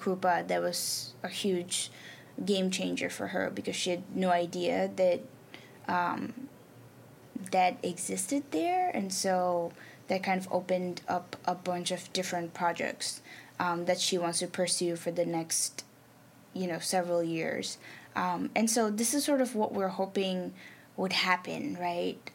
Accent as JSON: {"language": "English", "country": "Nepal", "first_language": "Nepali", "second_language": "English", "moved": "yes", "said": "I'm from South Asia, I'm from Nepal"}